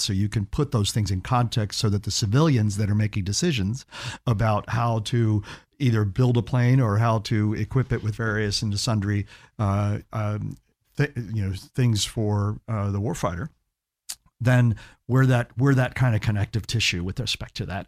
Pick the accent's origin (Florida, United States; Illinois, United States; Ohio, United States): Florida, United States; Key West; also born or lived in Gainesville; now in Orlando, United States; I grew up in Key West